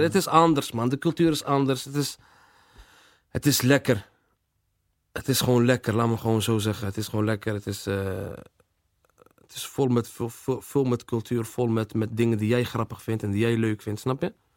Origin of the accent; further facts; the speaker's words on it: Rotterdam, South Holland, Netherlands; Delfshaven levens is, eh, is gewoon waar ik ben opgegroeid